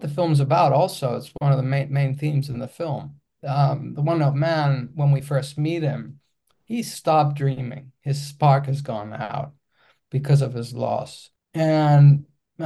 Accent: Athens, Attica, Greece; English is a second language; I come from Athens, Greece, and Greece is a small country. And I grew up in a small suburb in Athens, and I'm speaking a different language

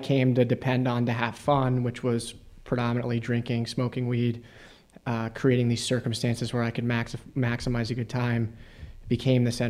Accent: suburbs outside of Philadelphia, Pennsylvania, United States; I grew up in the suburbs outside of Philadelphia

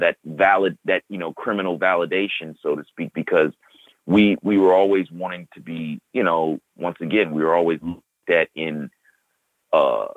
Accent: Chicago, Illinois, United States; from growing up as a kid and a young adult to where I'm at now, I can safely say, 'cause I come from the South Side of Chicago

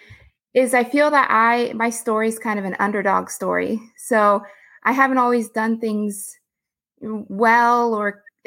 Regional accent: Houston, Texas, United States; also born or lived in Austin, Texas; I grew up in Houston, Texas, which is a big energy city

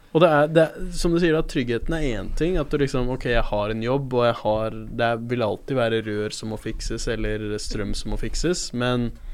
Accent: Oslo, Norway; født og oppvokst i Oslo sentrum

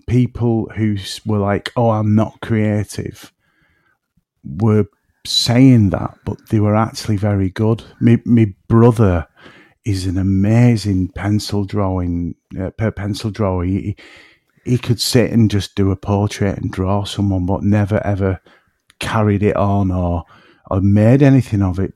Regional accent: between Manchester and Liverpool, North West England, United Kingdom; accent: woolly back; I'm in between Manchester and Liverpool, so, you know, my accent can drift a bit, and I'm, I, I'm actually called a woolly back where I'm from.

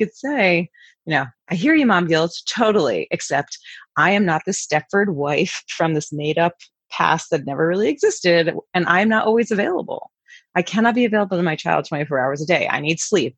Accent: New York City, New York, United States; moved away; I'm from New York City originally.

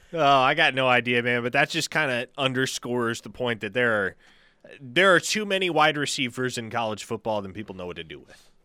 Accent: Omaha, Nebraska, United States; I grew up in Omaha

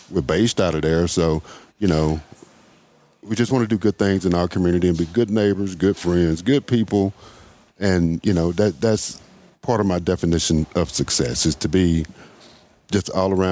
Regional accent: Mississippi, United States; you know, I'm originally from Mississippi.

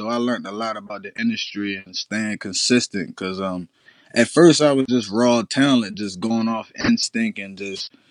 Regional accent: Cambridge, Maryland, United States; I'm from Cambridge, Maryland.

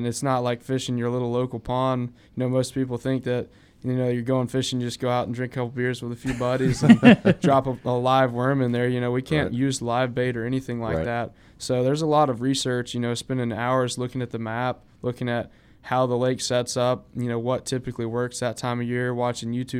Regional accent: Auburn, Alabama, United States; I grew up in Auburn

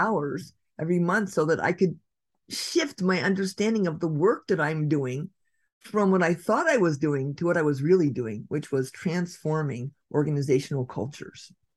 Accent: Redwood City, California, United States; my downtown, my hometown of Redwood City

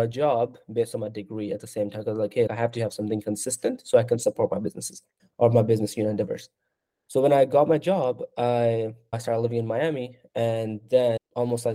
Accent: Pakistan; now in United States; I'm from Pakistan

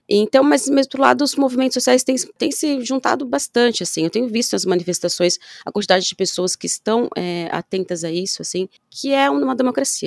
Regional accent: São Paulo, Brazil; paulistana, nascida e criada em São Paulo

